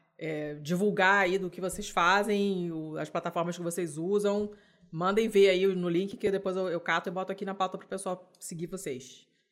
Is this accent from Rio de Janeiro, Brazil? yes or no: yes; Rio de Janeiro, Brazil; falo enquanto carioca